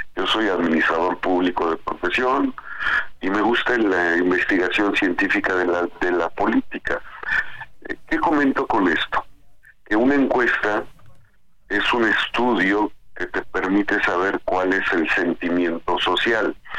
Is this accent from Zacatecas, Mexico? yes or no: no; Tepeaca, Acatzingo, Izúcar, Puebla, Mexico; yo crecí en el tianguis de Tepeaca, en el tianguis de Acachingo, de, Izúcar, de mi tierra